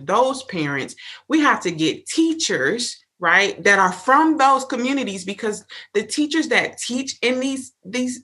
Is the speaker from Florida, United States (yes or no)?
yes; Miami, Florida, United States; now in Tallahassee, United States; grew up in Miami